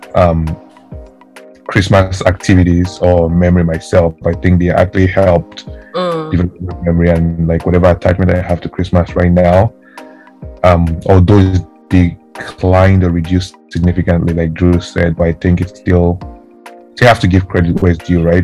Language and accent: English; Delta, Nigeria; moved away; I grew up in Delta State